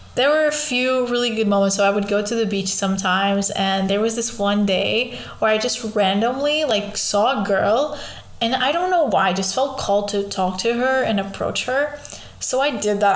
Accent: Lisbon, Portugal; I was born in Lisbon. I've lived there all my life

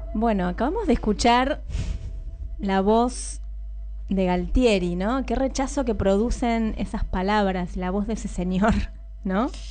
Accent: Coronel Pringles, Buenos Aires Province, Argentina; En Coronel Pringles nací yo, provincia de Buenos Aires

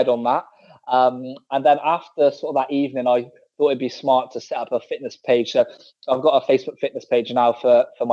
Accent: Bristol, South West England, United Kingdom; moved away; I'm from Bristol originally, back in the UK. So that's like the West Country, for guys that don't know

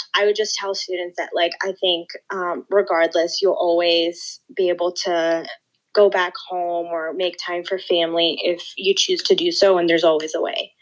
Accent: Northern Virginia, United States; moved away; I'm originally from Northern Virginia

